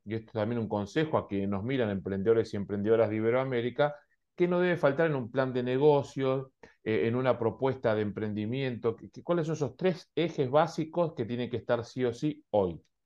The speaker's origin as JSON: {"language": "Spanish", "country": "Argentina", "tie": "born or raised there", "said": "Yo recuerdo de niño en Argentina"}